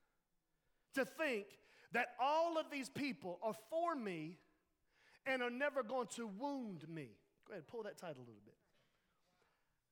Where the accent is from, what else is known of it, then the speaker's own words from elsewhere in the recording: Laurinburg, North Carolina, United States; we're from the Laurinburg